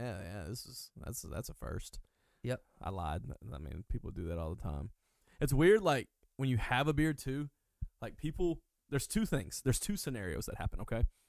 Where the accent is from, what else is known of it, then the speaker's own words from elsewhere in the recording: Hueytown, Alabama, United States; I'm originally from uh Birmingham, Alabama. Uh long actually I'm from Hueytown, Alabama, but to make it easier I say Birmingham. It's about 10 minutes from Birmingham.